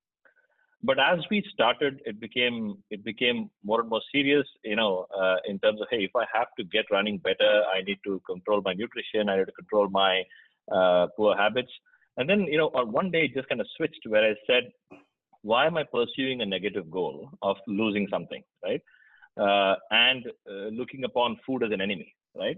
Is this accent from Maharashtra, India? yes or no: yes; Mumbai, Maharashtra, India; moved away as an adult; also born or lived in Kerala; now in United States; I from India. I live in the US, of course, now, but I was born in Kerala, lived most of my life in Mumbai